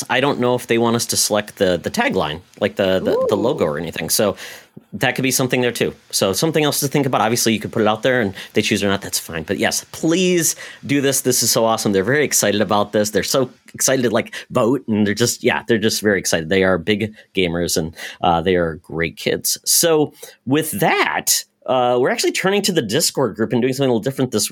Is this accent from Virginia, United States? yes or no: no; Michigan, United States; now in Minnesota, United States; I watched all that stuff and from my home in Michigan. So I'm practically Canadian. Right now, I'm lower Canada in Minnesota.